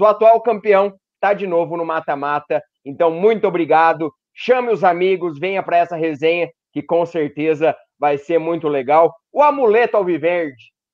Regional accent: Paraná, Brazil; eu sou do Paraná

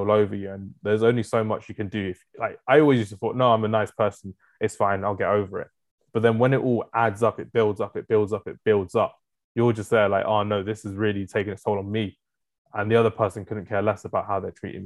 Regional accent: London, United Kingdom; me growing up in London

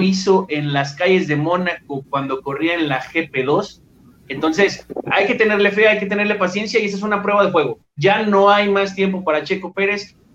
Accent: Mexico; a nosotros como, mexicanos

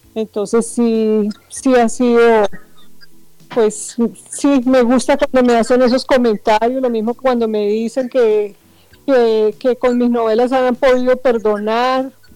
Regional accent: Bogotá, Colombia; moved away as an adult; now in Barranquilla, Colombia; soy de Bogotá, pero vivo acá en la ciudad de Barranquilla hace aproximadamente 30 años

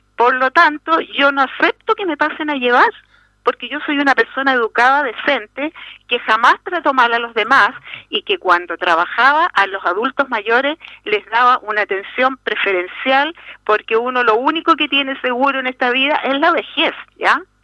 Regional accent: Chile; Nosotros nacimos y nos criamos acá

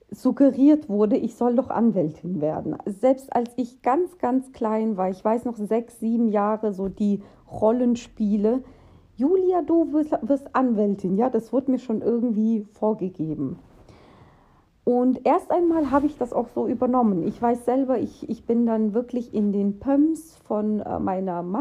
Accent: Russia; now in Germany; Denn ähm, wir kommen ja aus Russland, also meine Familie. Und ja, in Russland wird dir, werden dir viele Strukturen vorgegeben.

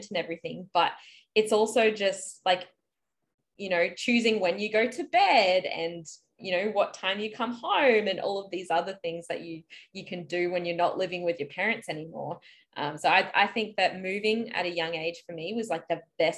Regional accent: Brisbane, Queensland, Australia; also born or lived in Lismore, New South Wales / Melbourne; I'm from Brisbane and I currently live in Brisbane, but I have lived in Lismore, which is northern New South Wales

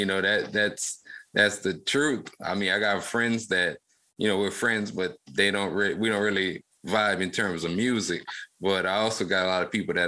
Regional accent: Lafayette, Louisiana, United States; So I grew up actually in Lafayette, Louisiana in the late 90s.

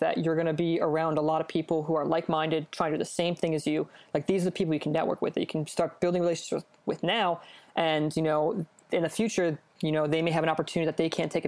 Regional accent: Philadelphia, Pennsylvania, United States; I grew up in the Philly area

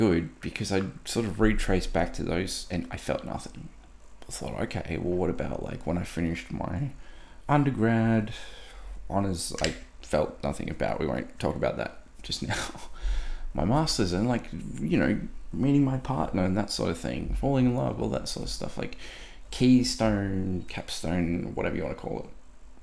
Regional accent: Australia; as an Aussie male

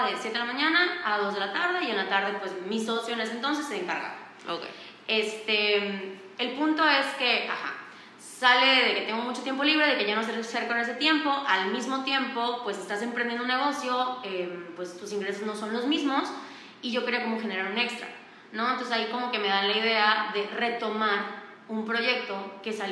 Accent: Valladolid, Yucatán, Mexico; now in Mérida, Mexico; Eh, yo nací y crecí en Valladolid, Yucatán. Y me mudé a Mérida a los 16 años para estudiar la prepa.

